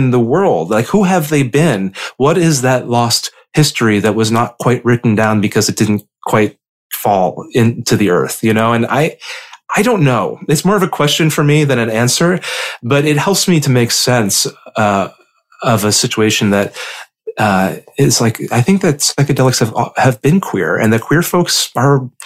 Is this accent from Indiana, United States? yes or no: yes; Indiana, United States; young gay boys like me, growing up in Indiana